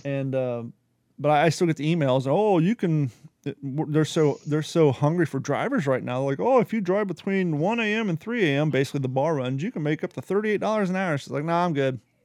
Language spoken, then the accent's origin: English; United States; also born or lived in Ohio / Kentucky / California; now in Florida, United States; I grew up in Ohio and Kentucky